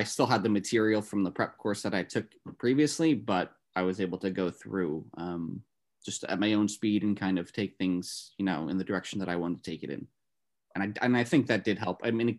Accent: New Jersey, United States; So like I'm from Northern New Jersey, so I'm not too far from the New York State border.

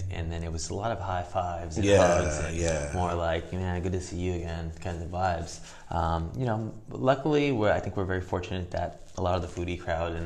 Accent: Whittier, California, United States; I grew up running in Whittier Hills

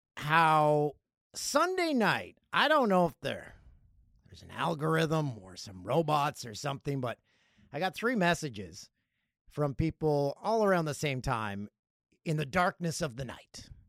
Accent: Peterborough, Ontario, Canada; My hometown, number sixteen on the list, Peterborough

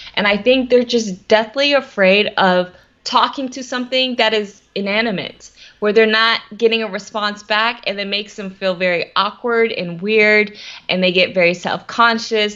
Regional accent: Atlanta, Georgia, United States; I am from Atlanta, Georgia

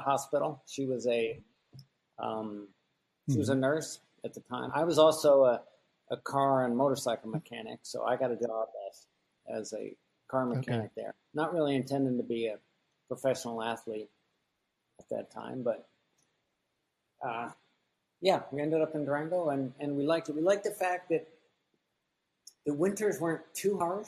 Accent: Taiwan; born there; also born or lived in United States; So I was born in Taiwan, and in between these trips to different countries, we would live in Bethesda, Maryland

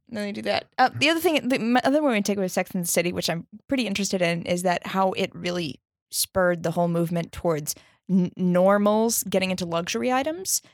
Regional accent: Minnesota, United States; also born or lived in Chicago; now in New York, United States; I grew up in Minnesota

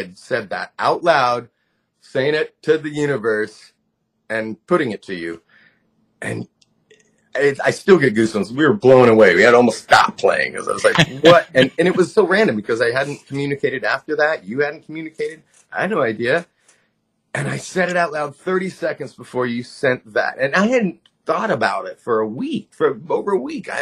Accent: Southern California, United States; also born or lived in Lompoc, California; I grew up in Southern California. I was born in Lompoc, which is right next to Vandenberg Air Force Base.

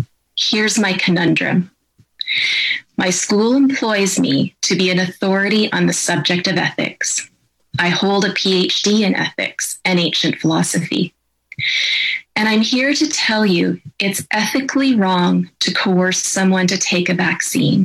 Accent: Canada; I'm a professor of ethics and I'm a Canadian

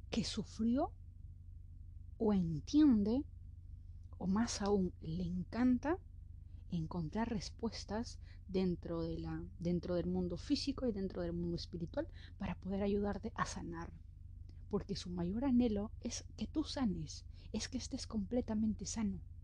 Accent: Peru; Yo soy de Perú

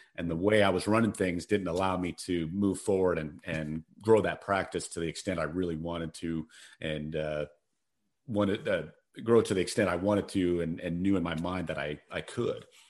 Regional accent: Colorado, United States; moved away as an adult; also born or lived in Phoenix; I'm from Colorado

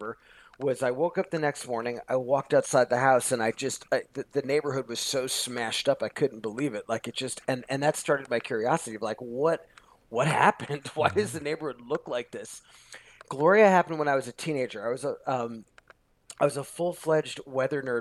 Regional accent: Long Island, New York, United States; now in Los Angeles, United States; I grew up on Long Island, you know, which is a suburb of New York City

